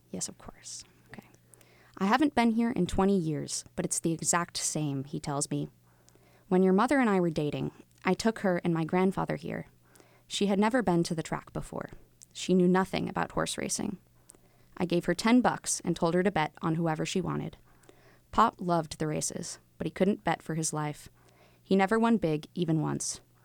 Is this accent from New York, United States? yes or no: no; Wilmington, Massachusetts, United States; also born or lived in Atlanta; I grew up here in Wilmington.